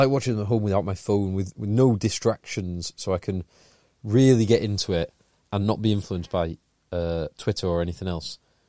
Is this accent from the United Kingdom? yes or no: yes; England, United Kingdom; we're primarily an English rugby podcast because that's where we live. Yeah, that's where we're from.